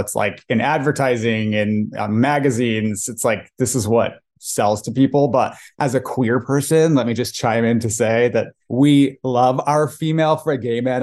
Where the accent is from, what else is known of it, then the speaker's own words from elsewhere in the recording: Irvine, California, United States; I'm the son of Iranian working class immigrants who came to Irvine, California specifically to, to give their kids opportunities